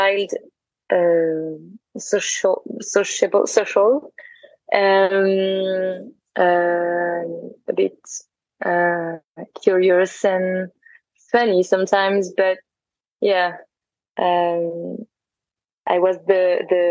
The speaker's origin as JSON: {"language": "English", "country": "France", "tie": "born or raised there", "also_born_or_lived": "Paris", "said": "I grew up in France, and I was in Paris for a while, and now I'm traveling."}